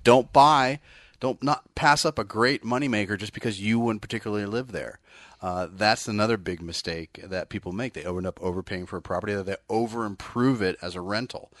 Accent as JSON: {"language": "English", "area": "Bay Area", "region": "California", "country": "United States", "said": "I'm actually from the Bay Area"}